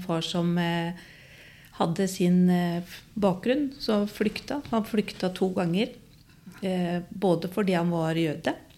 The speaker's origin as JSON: {"language": "Norwegian", "town": "Skien", "region": "Telemark", "country": "Norway", "tie": "born or raised there", "said": "jeg vokste opp på Gråtamoen i Skien"}